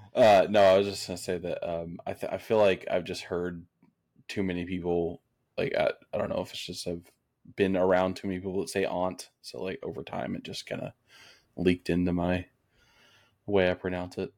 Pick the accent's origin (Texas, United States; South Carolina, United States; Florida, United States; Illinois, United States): Texas, United States; now in Tennessee, United States; I'm from Texas